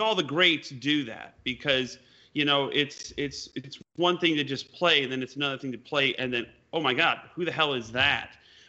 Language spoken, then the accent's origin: English; East Troy, Wisconsin, United States; Yeah, you know, I mean, growing up in Wisconsin, East Troy.